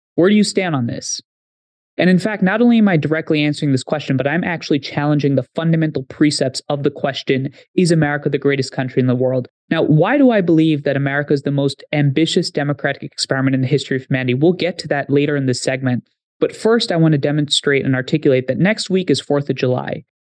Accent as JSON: {"language": "English", "region": "Haryana", "country": "India", "tie": "born or raised there", "moved": "yes", "lives_now": "United States", "said": "I grew up in India for some time. You travel to my village, forty kilometers west of New Delhi in Haryana."}